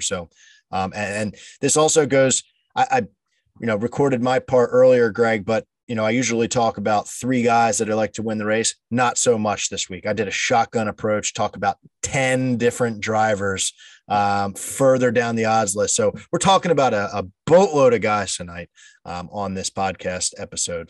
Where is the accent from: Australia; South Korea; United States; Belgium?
United States; Delaware County, Pennsylvania; we're from Delaware County, Pennsylvania. So Delco is how it goes